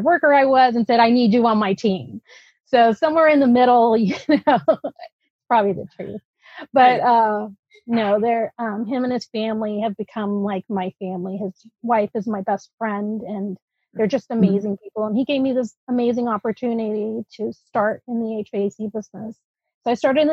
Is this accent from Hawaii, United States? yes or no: no; Alameda, California, United States; first language Dutch; English is a second language; also born or lived in Netherlands; We moved to the Bay Area, actually, to Alameda, and lived there for a while. I started school and took some ESL classes and was able to integrate into a regular fourth grade.